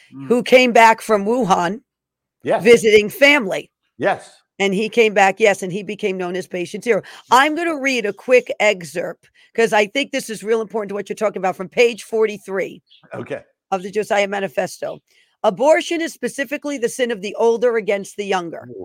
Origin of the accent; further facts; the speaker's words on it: New York, United States; And I'm from I'm from New York too.